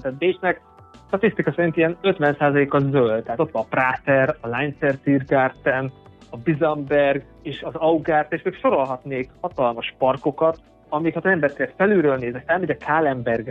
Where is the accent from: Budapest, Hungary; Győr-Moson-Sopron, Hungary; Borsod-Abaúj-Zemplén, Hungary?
Borsod-Abaúj-Zemplén, Hungary; Mezőkövesd; moved away as an adult; also born or lived in Nyíregyháza / Eger; now in Vienna, Austria; Én amúgy mezőkövesden születtem, oda is költöztem vissza a főiskola után.